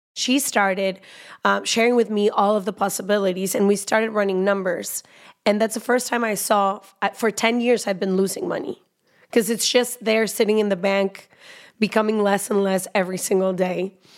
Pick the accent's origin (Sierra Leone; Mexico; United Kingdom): Mexico; Guadalajara, Jalisco; I am a Mexican woman. I was born in Guadalajara